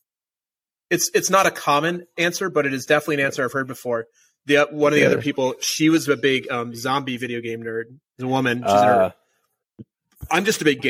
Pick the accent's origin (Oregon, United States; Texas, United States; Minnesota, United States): Minnesota, United States; moved away; I'm from Minnesota originally